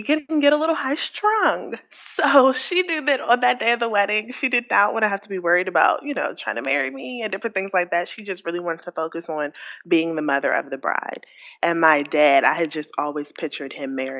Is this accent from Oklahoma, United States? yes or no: no; Washington, District of Columbia, United States; our hometown, which we're from Washington, D.C.